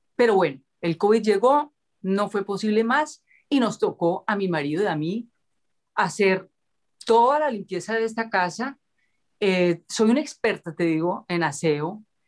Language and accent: Spanish; Cali, Valle del Cauca, Colombia; yo nací en Cali eh, en el marco de una sociedad supremamente clasista, racista, eh, esclavista también